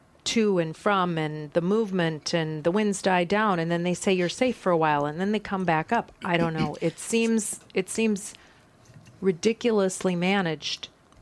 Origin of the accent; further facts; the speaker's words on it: Minnesota, United States; I'm from Minnesota, pretty much lived here all my life